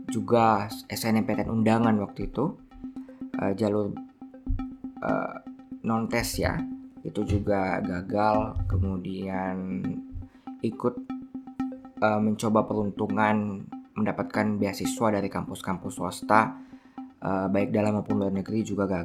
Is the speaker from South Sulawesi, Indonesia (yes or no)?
yes; Watampone, South Sulawesi, Indonesia; born there; saya lahir di Watampone, Kabupaten Bone, 3 Juni 1994.